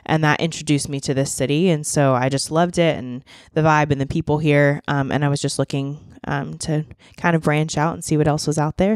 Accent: Boiling Springs, Pennsylvania, United States; moved away as an adult; now in Nashville, United States; I grew up in a small town in Pennsylvania. It's called Boiling Springs.

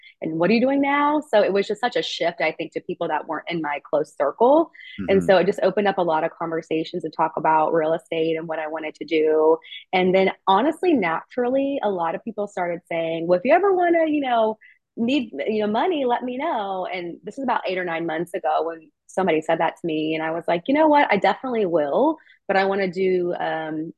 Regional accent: Kentucky, United States; now in Nashville, United States; I'm from Kentucky originally, not far from here.

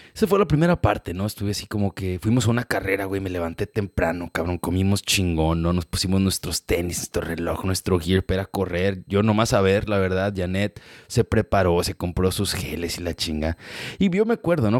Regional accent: Mexico; now in United States; creciendo en México

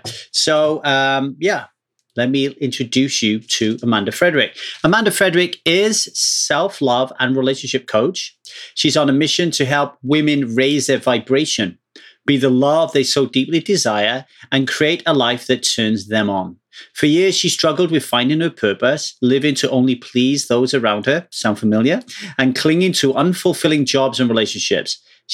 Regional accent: United Kingdom; moved away as an adult; now in Los Angeles, United States; I am British

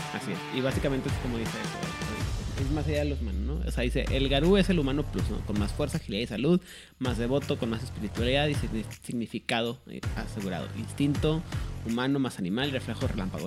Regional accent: Chihuahua, Mexico; accent: norteño; also born or lived in Monterrey; cuando regreso a Chihuahua, luego, luego me dicen, estás hablando agarro otra vez mi ritmo normal

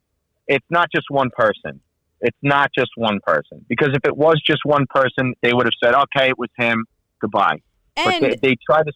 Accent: Long Island, New York, United States; we're all from Long Island.

